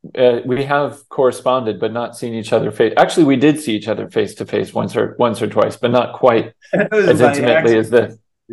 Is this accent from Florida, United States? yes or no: yes; Florida, United States; now in Texas, United States; my home state of Florida. I live in Texas now, of course, as you know.